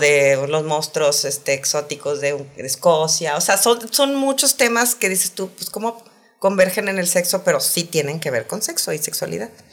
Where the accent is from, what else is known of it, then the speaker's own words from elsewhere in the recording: Saltillo, Coahuila, Mexico; yo soy de Saltillo